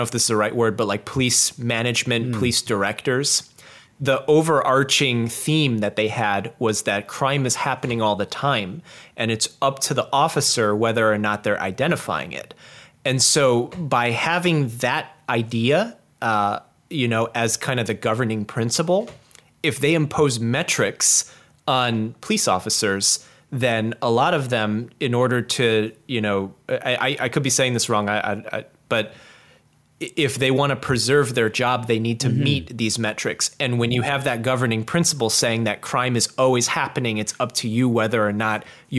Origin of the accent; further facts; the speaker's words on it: Chicago, Illinois, United States; I used to volunteer locally in my hometown with police officers